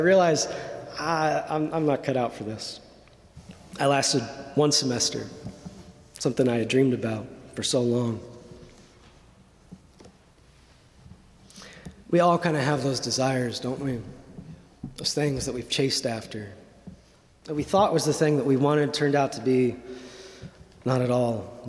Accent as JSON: {"language": "English", "region": "Indiana", "country": "United States", "tie": "born or raised there"}